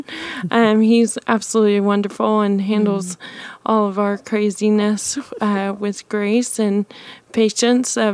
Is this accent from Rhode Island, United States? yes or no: no; Hico, Texas, United States; I grew up in the booming metropolis of Hyco, Texas